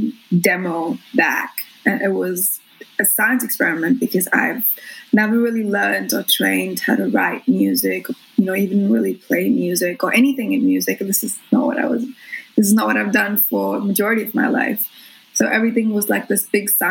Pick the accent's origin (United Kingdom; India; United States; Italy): India; Mumbai, Maharashtra; moved away as an adult; also born or lived in Brisbane, Australia; now in Australia; I was born in Bombay